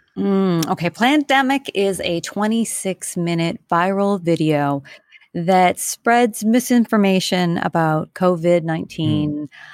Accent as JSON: {"language": "English", "country": "Canada", "moved": "yes", "lives_now": "New York City, United States", "said": "I am a Canadian living in New York City."}